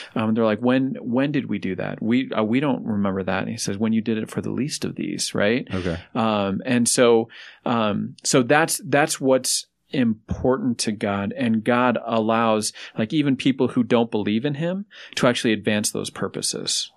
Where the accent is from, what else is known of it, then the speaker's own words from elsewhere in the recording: Denver, Colorado, United States; I grew up here in Denver, so my family's here as well.